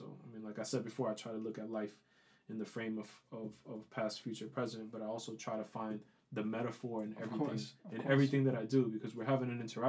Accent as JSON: {"language": "English", "town": "New York City", "region": "New York", "country": "United States", "tie": "born or raised there", "said": "growing up in the South Bronx, a lot of tragedy, a lot of tough lessons learned just around me"}